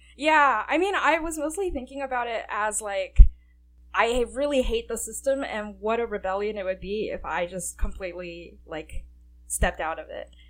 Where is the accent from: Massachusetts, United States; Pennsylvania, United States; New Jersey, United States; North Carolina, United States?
New Jersey, United States; Livingston; I grew up in Livingston, New Jersey